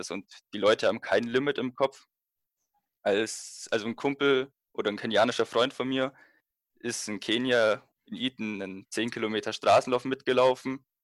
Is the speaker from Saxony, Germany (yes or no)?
no; Bavaria, Germany; Ja, ich komme ja aus der Nähe von München und 2022 sind ja die Europameisterschaften in München.